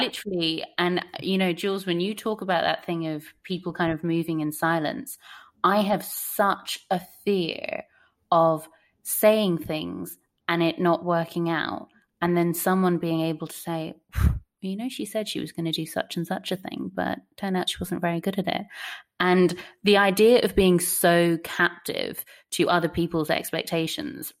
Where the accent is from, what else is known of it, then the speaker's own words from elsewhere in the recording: Ennis, County Clare, Ireland; growing up in Ennis, County Clare, with a population of 35,000 people